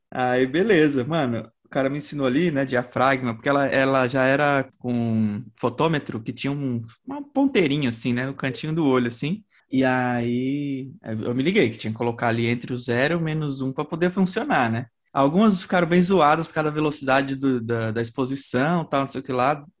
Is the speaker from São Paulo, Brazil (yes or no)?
yes; São Paulo, Brazil; also born or lived in Aioses, Maranhão; eu cresci no Capão, né, minha vida toda